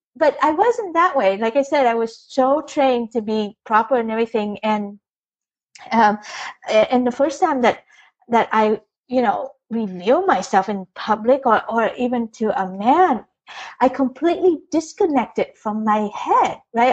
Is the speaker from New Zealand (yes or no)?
no; Vietnam; moved away; I was born in Vietnam, Catholic, firstborn